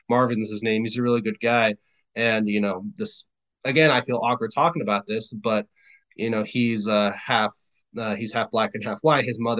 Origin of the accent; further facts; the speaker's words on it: Germany; now in United States; I've never been to Africa. I was born and raised in Germany. I came to the United States.